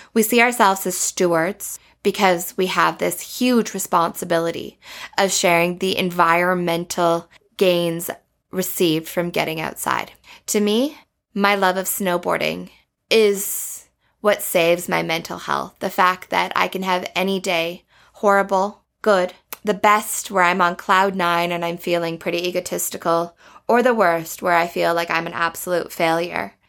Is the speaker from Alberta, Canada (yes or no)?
yes; Banff, Alberta, Canada; Growing up in Banff